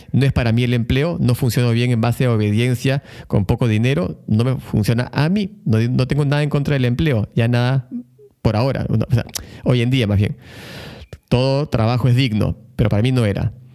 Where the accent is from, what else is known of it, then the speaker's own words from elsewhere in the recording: Lima, Peru; moved away as an adult; now in Buenos Aires, Argentina; yo vengo de Lima, Perú, y Perú es un país, al igual que México, Ecuador, Colombia, muy apegado a la religión